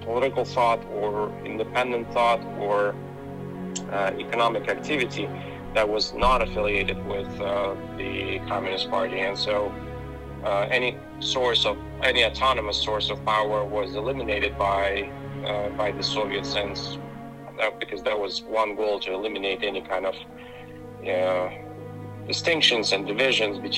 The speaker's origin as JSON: {"language": "English", "town": "Vinnytsia", "region": "Vinnytsia Oblast", "country": "Ukraine", "tie": "born or raised there", "moved": "yes", "said": "in Vinnytsia, in my hometown"}